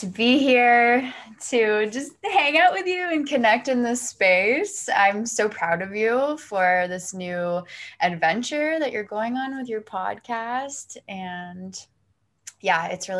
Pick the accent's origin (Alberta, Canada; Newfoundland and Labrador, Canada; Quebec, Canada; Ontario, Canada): Ontario, Canada; Toronto; also born or lived in Kelowna, British Columbia; I'm from, for you guys listening, I'm from Toronto, Canada. But I'm actually out in BC right now